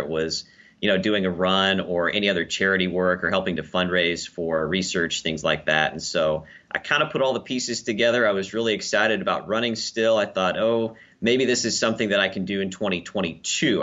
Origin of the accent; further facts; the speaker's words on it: Lincoln, Nebraska, United States; Lincoln, Nebraska, my hometown and where I currently work.